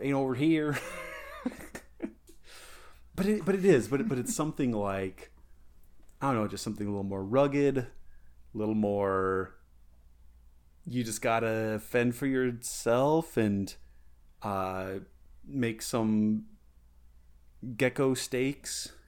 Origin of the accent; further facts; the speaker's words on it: Colorado, United States; now in Ohio, United States; growing up in Colorado, I never really considered that to be West, but then it came out over here to Ohio